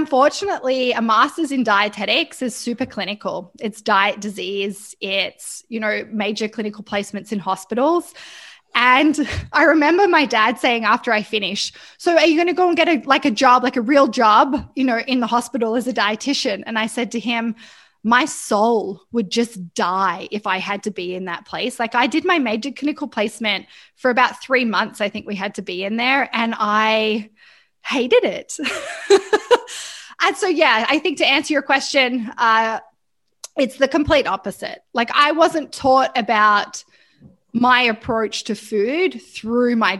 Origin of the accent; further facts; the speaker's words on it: Australia; now in Vancouver, Canada; I live in Vancouver, but I am Australian.